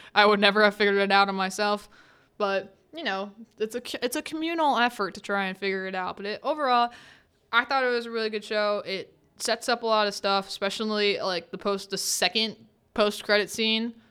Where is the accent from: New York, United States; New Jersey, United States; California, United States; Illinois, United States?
New Jersey, United States; that little town of Westview in New Jersey, my home state